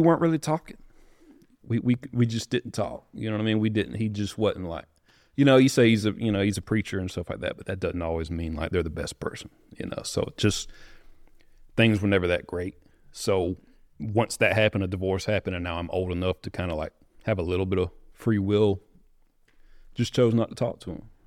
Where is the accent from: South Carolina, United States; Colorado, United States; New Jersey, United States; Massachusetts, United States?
South Carolina, United States; Greer; I'm from, uh, right by Greenville, South Carolina. It's pretty well known, but a little small town called Greer. Um, growing up, my dad, he was a preacher